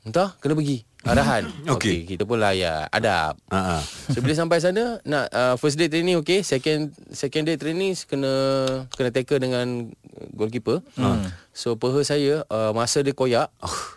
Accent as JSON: {"language": "Malay", "country": "Malaysia", "said": "pula mungkin saya ni daripada Malaysia mungkin dari segi ranking dunia"}